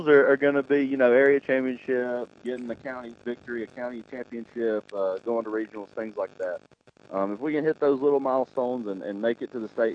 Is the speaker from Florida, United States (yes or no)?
no; Fort Payne, Alabama, United States; moved away as an adult; also born or lived in Auburn, Alabama; now in Geraldine, United States; I'm from Fort Payne, Alabama